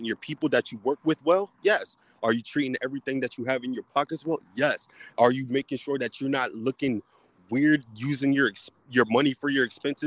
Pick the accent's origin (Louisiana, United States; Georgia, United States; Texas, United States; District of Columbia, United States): District of Columbia, United States; Washington; I'm from DC. I'm from the East Side, so I'm like right there in Maryland.